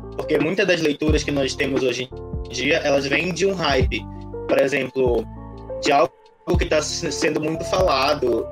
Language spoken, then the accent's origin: Portuguese; Amazonas, Brazil; Eu sou do Amazonas